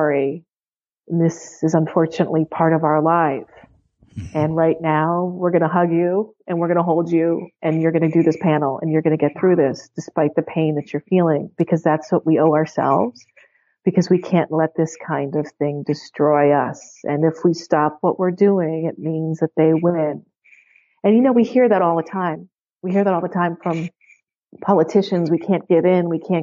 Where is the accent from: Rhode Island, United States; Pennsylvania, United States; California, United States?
Pennsylvania, United States; Pittsburgh; I teach at the University of Pittsburgh, and I'm actually from Pittsburgh